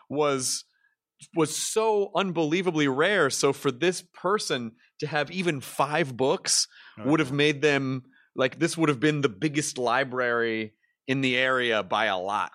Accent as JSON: {"language": "English", "region": "Tennessee", "country": "United States", "moved": "yes", "said": "my Tennessee's my home state"}